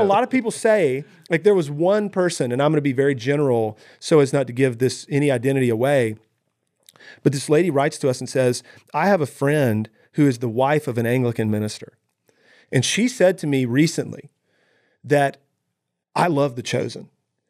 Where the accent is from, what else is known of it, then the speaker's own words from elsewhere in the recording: United States; as American Christians